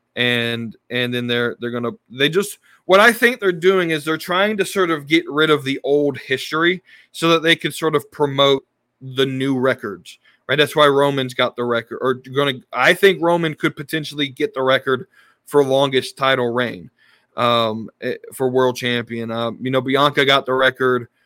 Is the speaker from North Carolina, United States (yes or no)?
yes; Charlotte, North Carolina, United States; my hometown of Charlotte